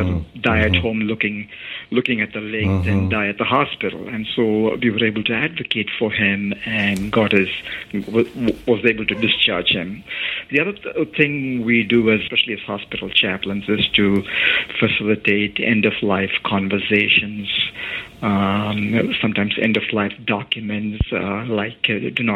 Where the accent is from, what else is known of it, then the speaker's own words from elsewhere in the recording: India; moved away; I grew up in India.